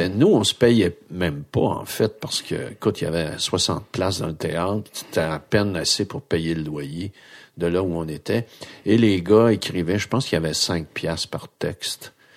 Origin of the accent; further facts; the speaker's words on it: Grande-Baie, Quebec, Canada; je viens de Grande Bay, dans un quartier où vraiment, euh, il y a plein de gars qui ont fait du hockey